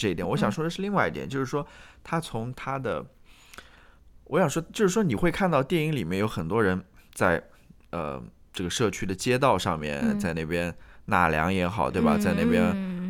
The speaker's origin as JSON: {"language": "Chinese", "country": "China", "moved": "yes", "lives_now": "United States", "said": "不像我们中国人是非常注重这个家庭观念的"}